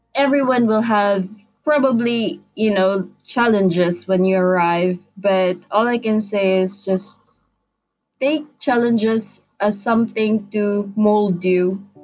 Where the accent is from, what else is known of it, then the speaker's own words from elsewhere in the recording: Philippines; moved away as an adult; now in Brighton, United Kingdom; Being a Filipino, we have a good community here in Brighton